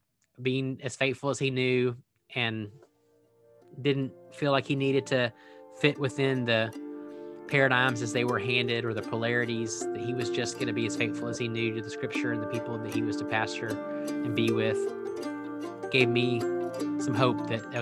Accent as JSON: {"language": "English", "town": "Waco", "region": "Texas", "country": "United States", "accent": "Texas drawl", "said": "Well, I'm a Texan. I've lived in a lot of different places since then. I've been told that I've lost a lot of my Texas draw."}